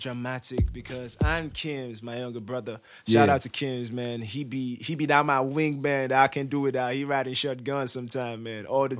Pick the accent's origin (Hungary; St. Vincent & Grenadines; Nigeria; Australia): Nigeria; Plateau; Okay, I'm just South repping. I'm from the Plateau. I'm a Biron boy proper.